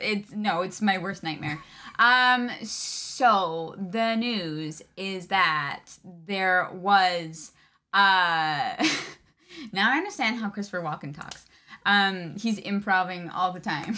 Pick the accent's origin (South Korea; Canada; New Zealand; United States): Canada; I'm Canadian